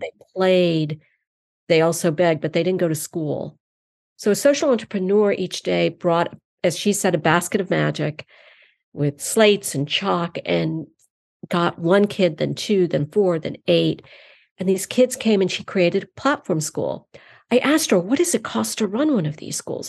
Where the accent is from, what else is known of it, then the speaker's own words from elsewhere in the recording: eastern North Carolina, United States; also born or lived in Iowa City, Iowa; I was born in Iowa City, Iowa, but then brought up in eastern North Carolina, and I was brought up in the South